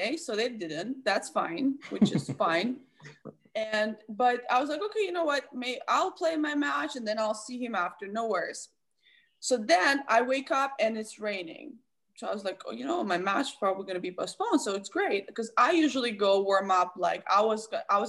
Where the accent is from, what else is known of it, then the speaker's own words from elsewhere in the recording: Belarus; I'm from Belarus.